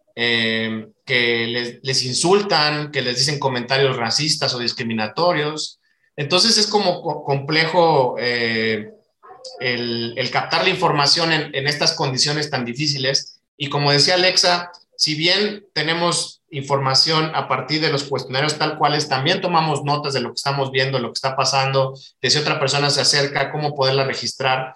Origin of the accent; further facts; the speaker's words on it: Mexico; como mexicano me duele ver las condiciones que están